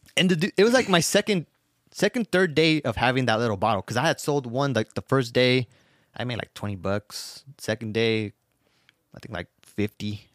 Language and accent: English; Los Angeles, California, United States; I was born in South Central